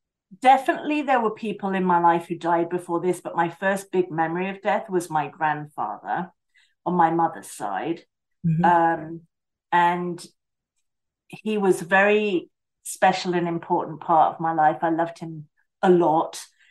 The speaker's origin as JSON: {"language": "English", "town": "Basingstoke", "region": "South East England", "country": "United Kingdom", "tie": "born there", "said": "So I was born in Basingstoke in the United Kingdom, which is in the South Coast, like right in the middle."}